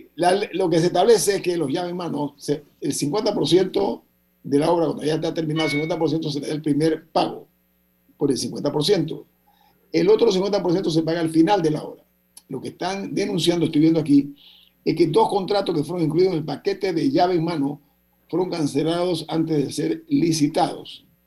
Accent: Panama; yo soy panameño

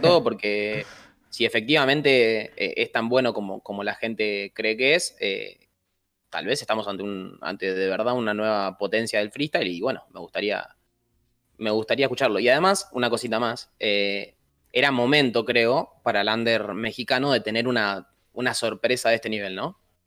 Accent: Argentina; somos definitivamente muy argentinos

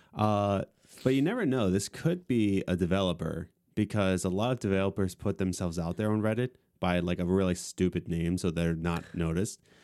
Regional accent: Lancaster County, Pennsylvania, United States; we're coming from Lancaster County

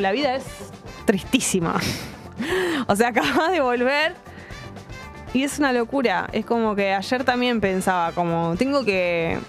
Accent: Buenos Aires, Argentina; accent: porteña; nuestra tonada porteña

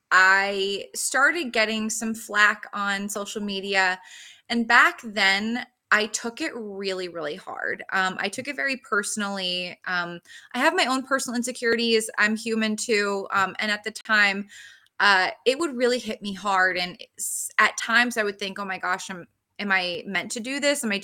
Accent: New Jersey, United States; I'm from Jersey

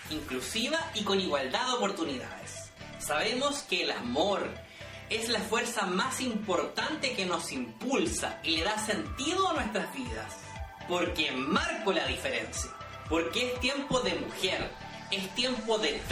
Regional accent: Viña del Mar, Valparaíso, Chile; born there; tengo 34 años, nací en Viña del Mar

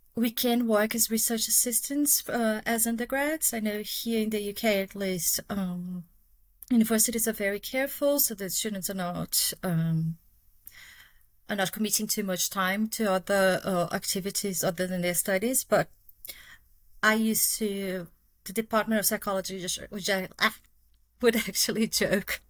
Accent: Brazil; accent: Brazilian; English is a second language; moved away as an adult; now in United Kingdom; people have guessed from my accent, but yeah, I'm Brazilian

